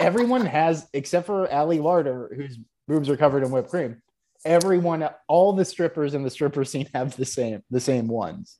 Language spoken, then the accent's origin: English; Houston, Texas, United States; I am from Texas